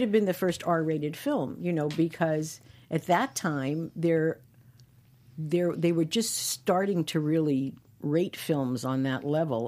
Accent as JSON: {"language": "English", "town": "New York City", "region": "New York", "country": "United States", "tie": "born or raised there", "moved": "yes", "said": "growing up in Brooklyn"}